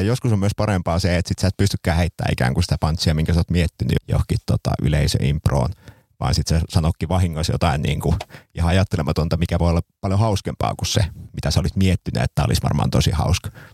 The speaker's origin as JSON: {"language": "Finnish", "town": "Seinäjoki", "region": "South Ostrobothnia", "country": "Finland", "said": "Seinäjoella, mistä olen siis kotoisin"}